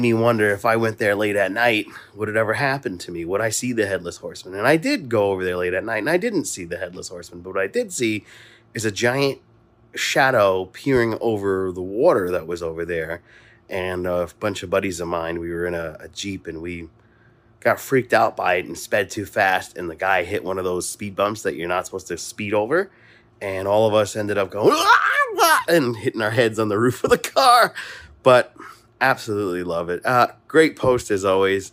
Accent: Mount Vernon, New York, United States; where I grew up in Mount Vernon

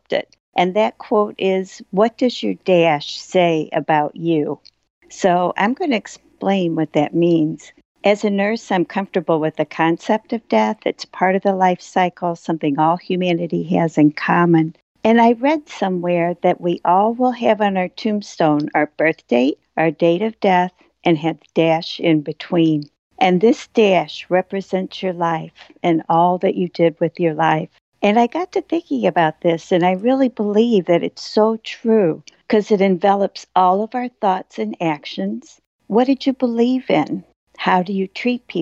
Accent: St. Louis, Missouri, United States; I grew up in St. Louis

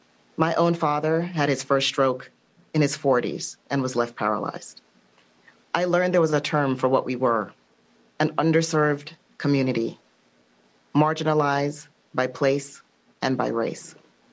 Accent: U.S. Virgin Islands; moved away; I grew up on St. Thomas in the U.S. Virgin Islands, a place where people too often died too young from preventable conditions.

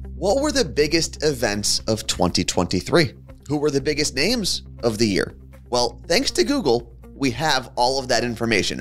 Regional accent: New Jersey, United States; someone who was born and raised in New Jersey.

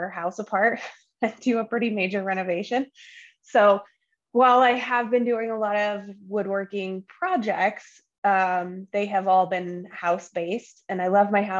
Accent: just south of Boise, Idaho, United States; also born or lived in Great Falls, Montana; I grew up just south of Boise, but still in the same valley

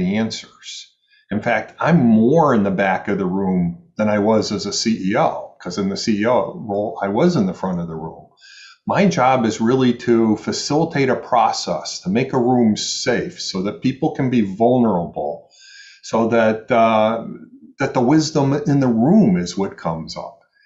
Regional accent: Michigan, United States; now in New York City, United States; I'm from the Midwest. I'm from Michigan, so people think that I'm nicer

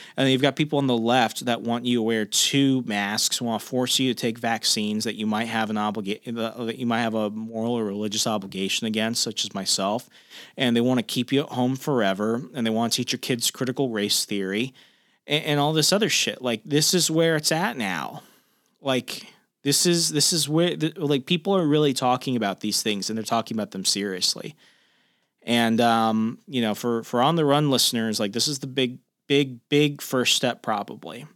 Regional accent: Sierra Vista, Arizona, United States; also born or lived in Australia; now in Fairfax County, Virginia, United States; my hometown of Sierra Vista, Arizona

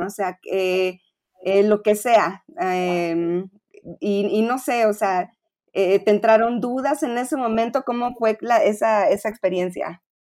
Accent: Monterrey, Nuevo León, Mexico; now in Mexico City, Mexico; yo también soy foránea, soy de Monterrey

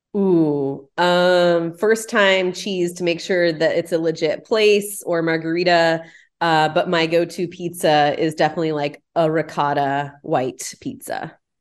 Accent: Houston, Texas, United States; moved away as an adult; also born or lived in Pasadena; now in Houston, United States; growing up in the Heights

